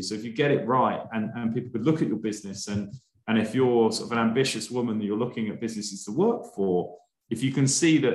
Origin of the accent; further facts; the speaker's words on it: United Kingdom; being a Brit